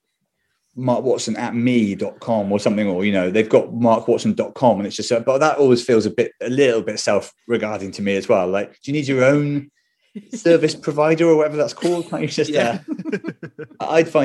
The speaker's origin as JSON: {"language": "English", "town": "Bristol", "region": "South West England", "country": "United Kingdom", "tie": "born or raised there", "said": "Growing up in Bristol, a lot of the family was Welsh."}